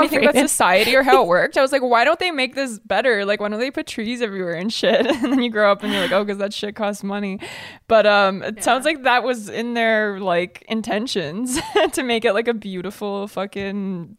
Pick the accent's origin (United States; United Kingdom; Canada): Canada; Toronto, Ontario; I'm from Toronto.